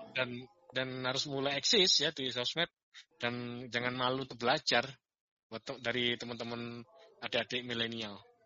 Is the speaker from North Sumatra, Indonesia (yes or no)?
no; Malang, East Java, Indonesia; moved away as an adult; saya lahir besar di Kota Malang ya. Kemudian saya merantau itu tepatnya di tahun seribu sembilan ratus sembilan puluh tujuh akhir